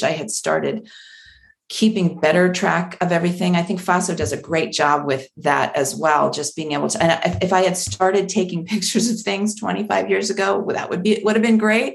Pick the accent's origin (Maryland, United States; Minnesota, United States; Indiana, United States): Maryland, United States; I grew up in Maryland, not on the shore, but close enough that we would spend all of our family vacations at the beach